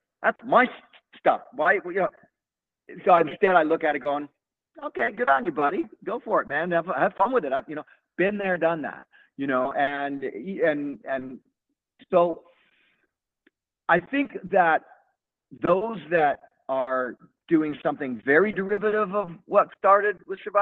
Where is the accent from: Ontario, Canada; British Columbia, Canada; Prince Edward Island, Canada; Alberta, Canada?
Ontario, Canada; Toronto; I'm just a Canadian dude from the west end of Toronto. You know, grew up in the 70s